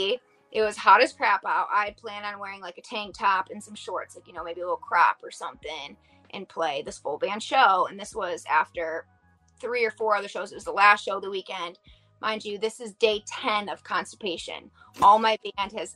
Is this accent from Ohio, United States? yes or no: no; Bath, Michigan, United States; my hometown, Bath